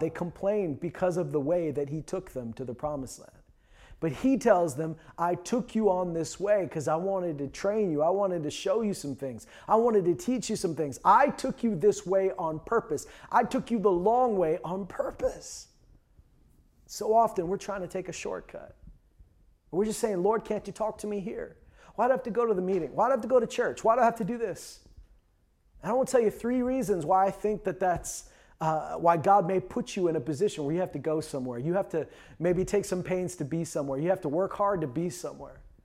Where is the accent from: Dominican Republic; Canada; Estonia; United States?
Canada; I'm Canadian.